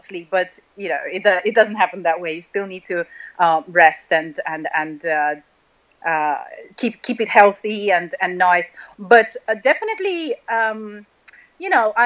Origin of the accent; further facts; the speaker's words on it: Russia; moved away; I was born and raised in Russia